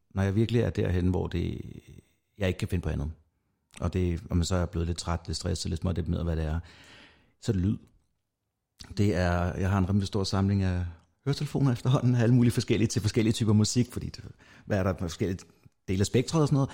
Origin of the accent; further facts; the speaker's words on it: North Zealand, Capital Region of Denmark, Denmark; jeg kommer fra Nordsjælland af